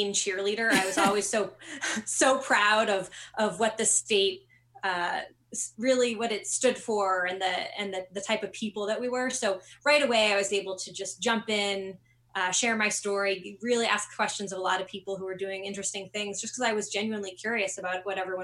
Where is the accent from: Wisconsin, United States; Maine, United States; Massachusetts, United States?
Maine, United States; Sweden; also born or lived in Washington, D.C. / San Francisco; I grew up in Western Maine, a small town called Sweden.